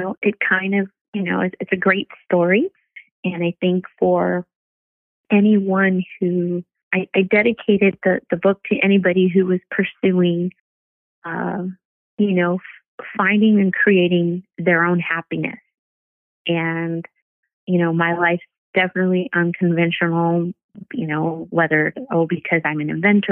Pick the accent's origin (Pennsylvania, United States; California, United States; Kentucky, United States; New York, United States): California, United States; Rancho Cucamonga; I'm from Rancho Cucamonga, which used to sound like a crazy thing to be excited or proud of, but I know that being from a place that people didn't think was real or, you know, a quiet place that was kind of out in the middle of nowhere, I really would thank my parents for allowing me to grow up in a place like